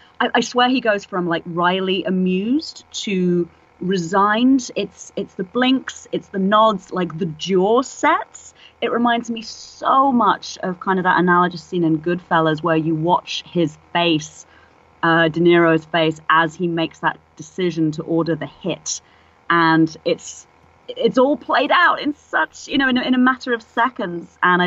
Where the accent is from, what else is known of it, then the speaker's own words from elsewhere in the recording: England, United Kingdom; now in San Francisco, United States; Well, I live here now, but {S1} yes, {S7} it took me moving to San Francisco 7 years ago. I'm English originally, obviously, as you can hear